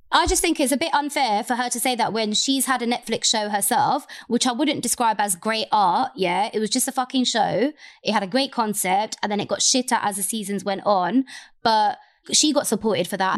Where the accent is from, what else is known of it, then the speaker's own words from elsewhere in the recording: London, United Kingdom; I am the Londoner.